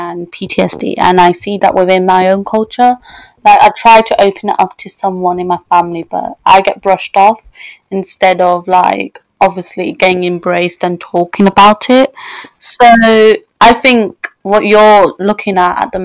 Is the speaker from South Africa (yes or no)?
no; England, United Kingdom; I'm from England, is the West side